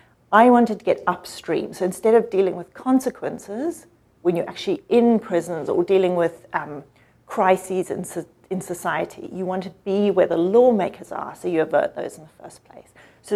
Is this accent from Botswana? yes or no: yes; Botswana; also born or lived in Zimbabwe / South Africa; So I'm an African. I grew up in Botswana, Zimbabwe for a while, and South Africa for a while too.